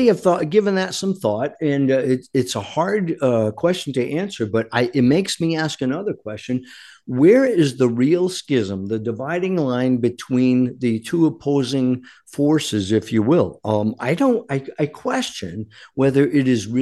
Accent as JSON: {"language": "English", "country": "United States", "said": "we as Americans"}